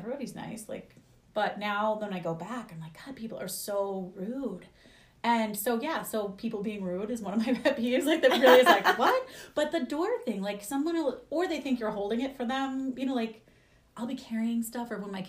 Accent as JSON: {"language": "English", "region": "New Jersey", "country": "United States", "also_born_or_lived": "New York / Philadelphia", "moved": "yes", "said": "I'm from Jersey. Like, yeah. I'm from Jersey, New York, Philly."}